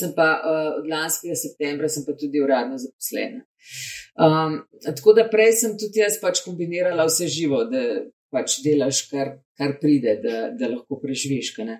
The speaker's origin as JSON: {"language": "Slovenian", "country": "Slovenia", "said": "mi, slovenci, ki smo malo bolj zadržani"}